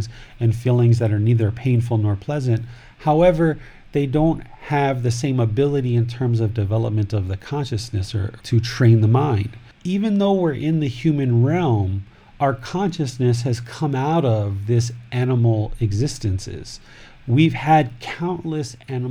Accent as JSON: {"language": "English", "country": "United States", "tie": "born or raised there", "said": "I grew up in America, in Washington, D.C., Maryland, Virginia area."}